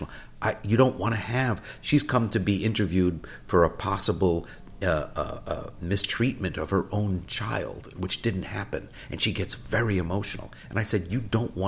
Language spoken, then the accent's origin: English; New York City, New York, United States; moved away as an adult; also born or lived in California; We grew up in New York City